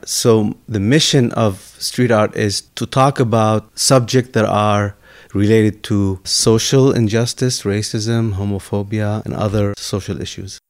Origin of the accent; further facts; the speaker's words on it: Lebanon; now in United States; I grew up in Lebanon in the midst of our civil war.